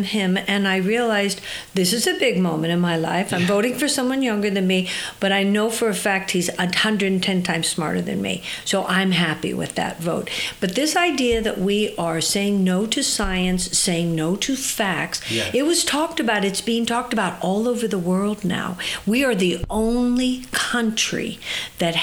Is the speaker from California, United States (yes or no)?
yes; Orange County, California, United States; moved away as an adult; now in San Francisco Bay Area, United States; I was raised in Orange County